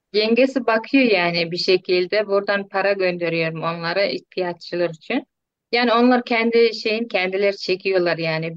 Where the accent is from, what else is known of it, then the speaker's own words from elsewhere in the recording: Turkmenistan; moved away as an adult; now in Turkey; Türkmenistan'dalar çocuklarım.